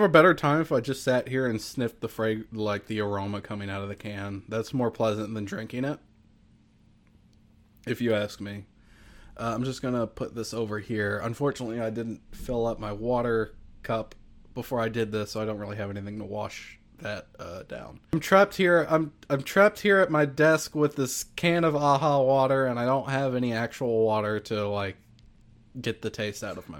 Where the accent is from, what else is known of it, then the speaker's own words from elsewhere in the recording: Louisiana, United States; I am from Louisiana.